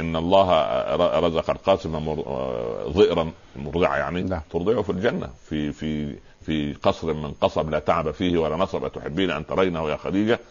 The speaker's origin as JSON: {"language": "Arabic", "region": "Upper Egypt", "country": "Egypt", "said": "عندنا في الصعيد"}